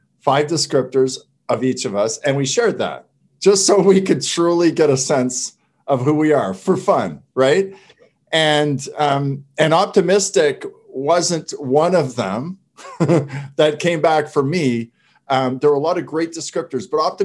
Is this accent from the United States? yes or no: no; Canada; I'm French Canadian